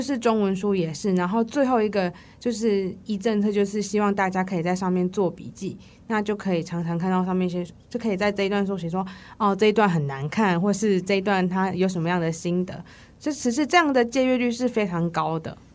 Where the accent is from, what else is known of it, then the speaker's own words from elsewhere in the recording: Taiwan; 我们台湾人